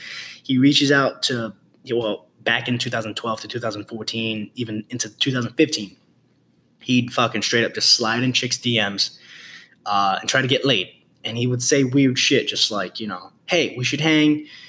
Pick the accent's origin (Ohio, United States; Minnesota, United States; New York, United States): New York, United States; New York City; being raised, born and raised in the Bronx